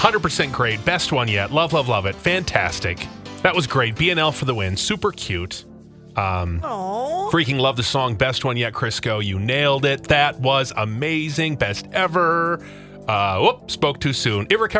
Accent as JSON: {"language": "English", "town": "New Prague", "region": "Minnesota", "country": "United States", "said": "I'm from New Prague. I didn't even know there was an alpaca farm"}